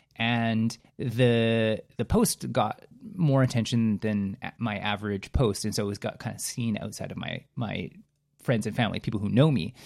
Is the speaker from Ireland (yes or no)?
no; Canada; as a Canadian, I have a predisposition to appreciating politeness